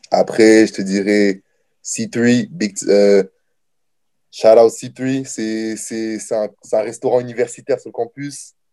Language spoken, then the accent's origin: French; Niagara, Ontario, Canada; C'est, euh, je suis du Niagara, bien sûr, c'est juste à côté.